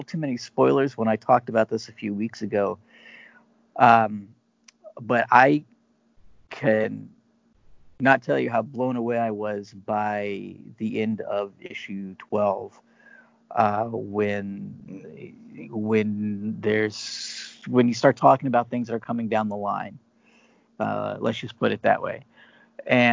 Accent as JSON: {"language": "English", "region": "Northeast Ohio", "country": "United States", "moved": "yes", "said": "I'm originally from Ohio"}